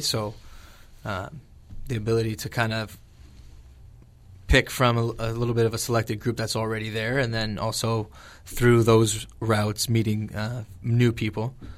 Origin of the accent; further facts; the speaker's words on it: LaSalle, Ontario, Canada; born and raised in LaSalle.